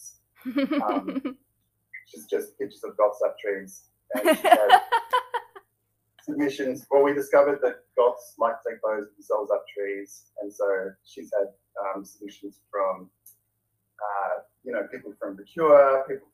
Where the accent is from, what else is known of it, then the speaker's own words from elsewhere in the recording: Hobart, Tasmania, Australia; moved away; also born or lived in Melbourne; I grew up in Hobart, it's a bogan place.